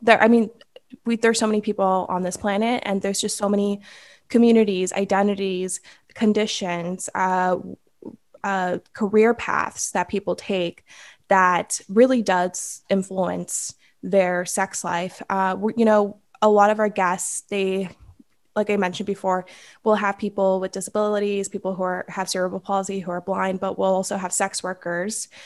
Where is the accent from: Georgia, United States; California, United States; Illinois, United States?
California, United States; Los Angeles